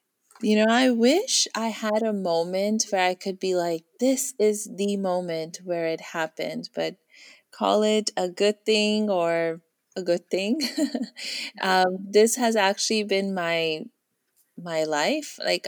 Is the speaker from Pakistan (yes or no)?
yes; Pakistan; also born or lived in India / Dubai; I grew up, I was born in Pakistan, where my mom is from, and my dad is from India. So my early childhood years were in India. My middle school years were in Dubai. And then we moved to Pakistan for about 3-4 years